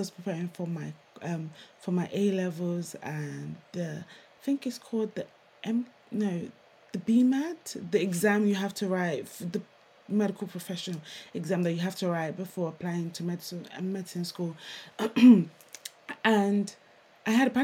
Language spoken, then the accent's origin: English; Nigeria; now in United Kingdom; I'm Nigerian.